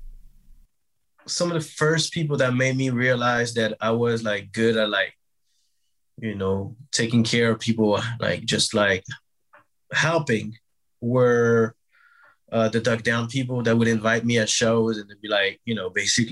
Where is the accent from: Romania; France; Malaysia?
France; Brittany; moved away as an adult; now in New York, United States; Grew up in France, grew up in Brittany.